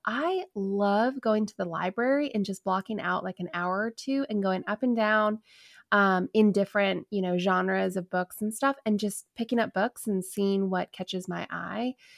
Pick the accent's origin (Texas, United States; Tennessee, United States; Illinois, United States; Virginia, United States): Virginia, United States; DC; I grew up a, right outside of, um, Washington, D C, so I grew up in Virginia